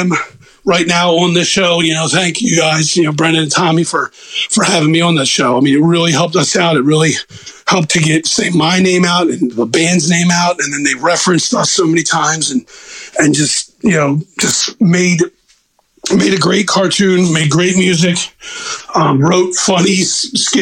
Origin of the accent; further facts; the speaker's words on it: Baltimore, Maryland, United States; accent: Northeast; I'm from Baltimore